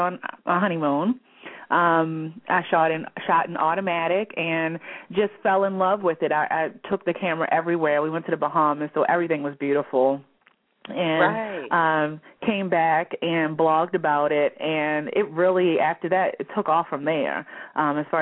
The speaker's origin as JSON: {"language": "English", "town": "Baltimore", "region": "Maryland", "country": "United States", "said": "I am from Baltimore, Maryland, where I still reside with my husband"}